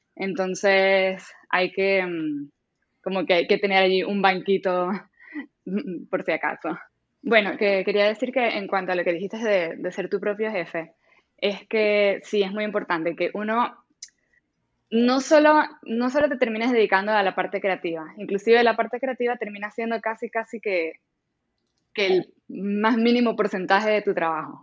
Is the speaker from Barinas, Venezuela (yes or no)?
no; Maracaibo, Zulia, Venezuela; moved away as an adult; also born or lived in Colombia / Spain; now in Canada; yo vengo de Maracaibo, que es, digamos, una ciudad relativamente pequeña